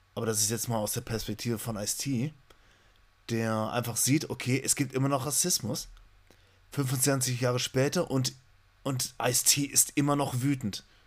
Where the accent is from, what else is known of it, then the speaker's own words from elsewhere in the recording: Germany; wir vielleicht als Deutsche